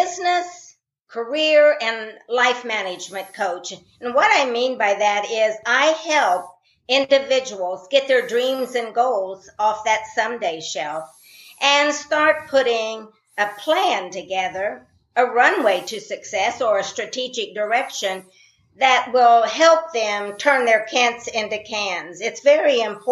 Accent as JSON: {"language": "English", "region": "Indiana", "country": "United States", "tie": "born or raised there", "said": "I was born in Indiana in a rural family"}